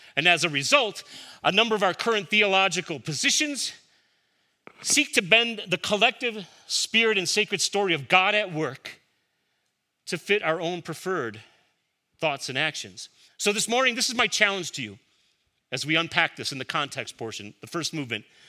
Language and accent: English; Chicago, Illinois, United States; Growing up in Chicago, my father kept a vegetable garden